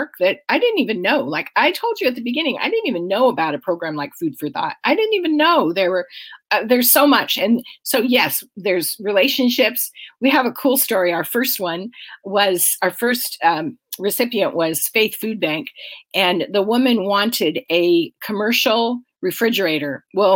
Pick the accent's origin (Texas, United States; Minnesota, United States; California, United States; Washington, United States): Washington, United States; Aberdeen; now in Snohomish County, United States; Grace Harbor County, which is where I grew up. I grew up in Aberdeen